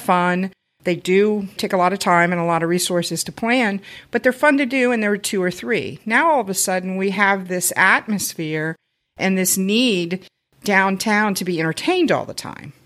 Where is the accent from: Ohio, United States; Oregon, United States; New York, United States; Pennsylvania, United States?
Ohio, United States; Cincinnati; moved away as an adult; now in Loveland, United States; I grew up in Clifton, so I know what it's like to live in a bigger city